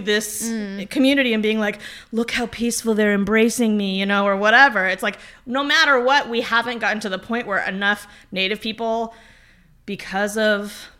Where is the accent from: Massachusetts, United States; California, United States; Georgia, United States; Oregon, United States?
Oregon, United States; I grew up in Oregon